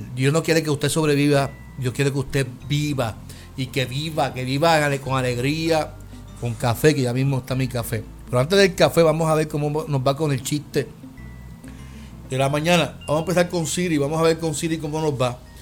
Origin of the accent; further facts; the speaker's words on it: Puerto Rico; como puertorriqueños